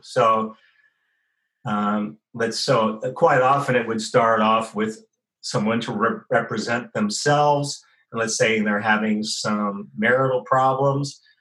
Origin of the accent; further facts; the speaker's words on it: San Francisco, California, United States; also born or lived in Santa Cruz; now in Sydney, Australia; I was born in uh, San Francisco Bay Area, and in 1954